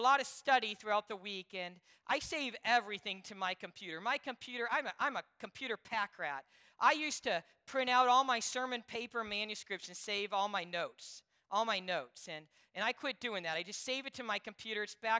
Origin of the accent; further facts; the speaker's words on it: Alabama, United States; Growing up in Alabama, one of the most celebrated sports hero in our state was Charlie Boswell.